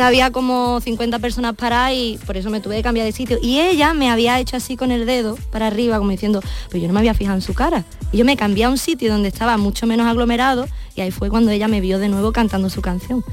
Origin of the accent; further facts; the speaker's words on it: Algeciras, Andalusia, Spain; soy una artista de Algeciras